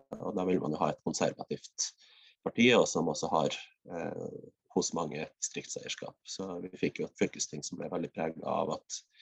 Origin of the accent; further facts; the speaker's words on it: West Finnmark, Norway; jeg har en veldig sterk Vest-Finnmarks identitet. Regner meg sjøl som finnmarking